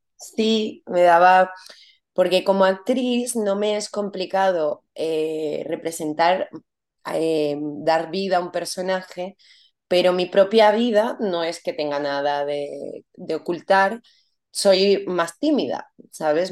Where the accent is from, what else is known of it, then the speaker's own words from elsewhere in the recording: Venezuela; moved away as an adult; also born or lived in Paris / Barcelona; now in Spain; mi país